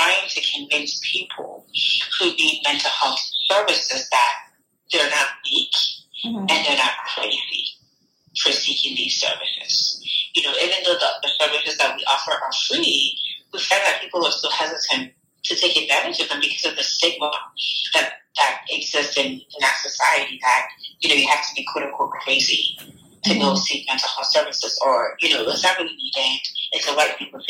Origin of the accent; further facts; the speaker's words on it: Ghana; Growing up in Ghana